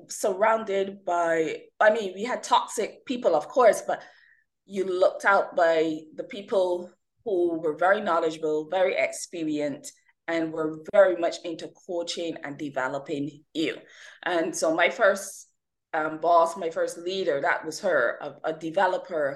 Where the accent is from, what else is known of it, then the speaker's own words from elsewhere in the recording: Barbados; I'm originally from the Caribbean, born, nurtured, and educated in the lovely island of Barbados.